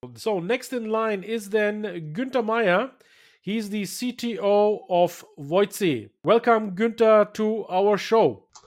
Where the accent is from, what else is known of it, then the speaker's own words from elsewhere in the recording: Bayreuth, Bavaria, Germany; here in Bayreuth, in my hometown